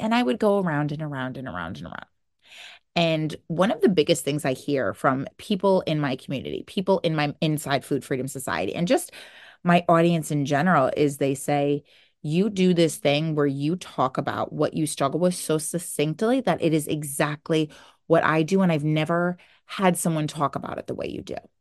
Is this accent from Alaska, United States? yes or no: no; New Jersey, United States; I am from New Jersey.